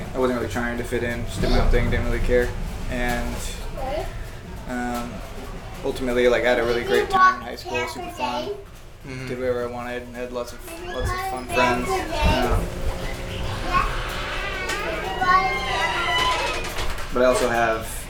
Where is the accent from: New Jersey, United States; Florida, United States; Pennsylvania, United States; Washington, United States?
Washington, United States; Kirkland, Redmond, Orcas Island; now in Seattle, United States; growing up in Kirkland Redmond